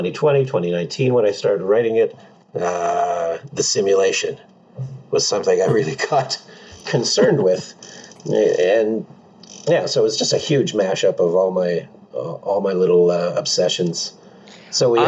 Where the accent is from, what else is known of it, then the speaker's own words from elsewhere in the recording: Pacific Northwest, United States; I grew up here in the Pacific Northwest